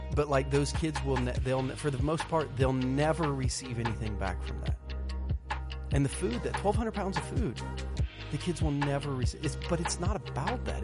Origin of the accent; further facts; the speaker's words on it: Southern Ohio, United States; Growing up in Southern Ohio